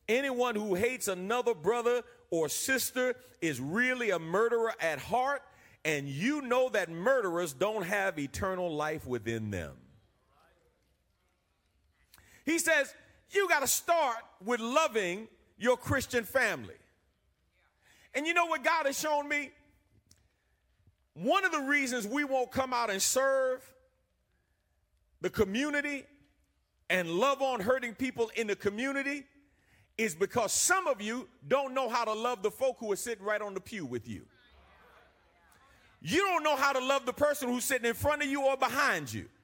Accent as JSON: {"language": "English", "region": "New York", "country": "United States", "moved": "yes", "said": "I'm from New York."}